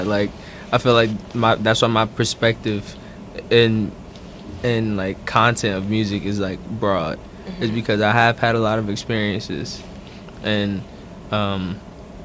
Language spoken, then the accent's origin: English; Newark, New Jersey, United States; I was born and raised in Newark, New Jersey. Brick City. Yeah. South Ward